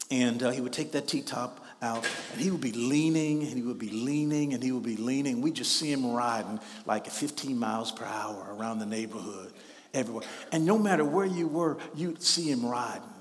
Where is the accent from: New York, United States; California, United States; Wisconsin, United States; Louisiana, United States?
Louisiana, United States; Shreveport; You know, when I was growing up in Shreveport, Louisiana, we had a guy who was just a couple of years older than me